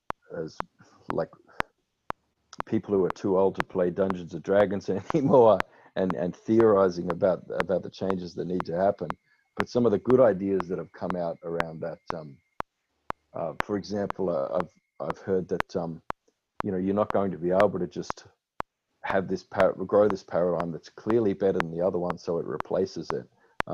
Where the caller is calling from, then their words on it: Melbourne, Victoria, Australia; I'm speaking from Boonwurrung country here in Melbourne.